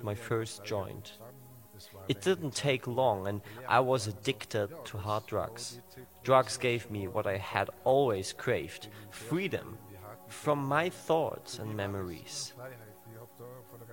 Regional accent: Bregenz, Vorarlberg, Austria; about 20 miles away from my hometown of Bregenz

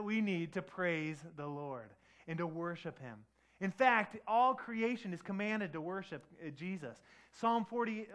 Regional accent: Detroit, Michigan, United States; I grew up in Detroit

